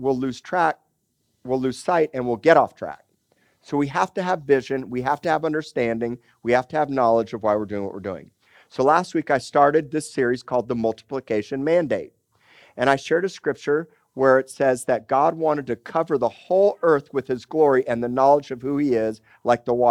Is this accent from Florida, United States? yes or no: yes; Miami, Florida, United States; also born or lived in Tulsa, Oklahoma; now in Corpus Christi, United States; I grew up in Miami, Florida, and going to the Florida Keys